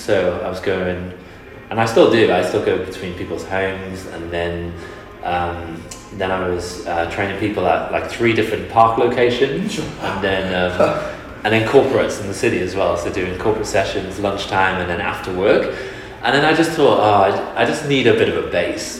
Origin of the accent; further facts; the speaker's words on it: Wales, United Kingdom; moved away as an adult; now in Perth, Australia; I'm originally from Wales in the UK